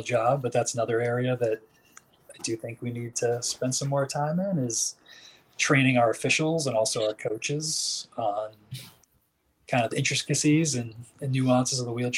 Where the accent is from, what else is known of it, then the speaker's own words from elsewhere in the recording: outside of Boston, Massachusetts, United States; I grew up in Massachusetts, outside of Boston